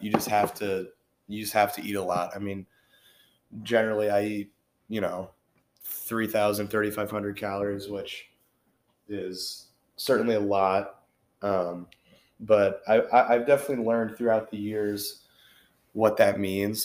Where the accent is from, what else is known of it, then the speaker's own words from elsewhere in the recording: Cincinnati, Ohio, United States; Born and raised in Cincinnati.